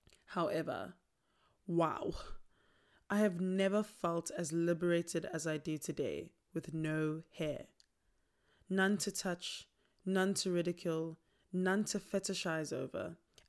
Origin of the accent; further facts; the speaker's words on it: South Africa; first language Tsonga; English is a second language; My mother tongue is Xitsonga, and still to this day, I find a huge struggle in finding how my people innovatively built houses